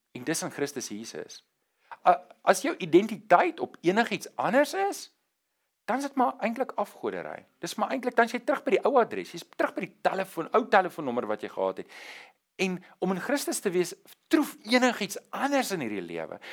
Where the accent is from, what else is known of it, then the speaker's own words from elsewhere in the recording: South Africa; ek is nie meer 'n burger van Suid-Afrika nie. Ja ja, my identiteitsboekie sê ek is 'n burger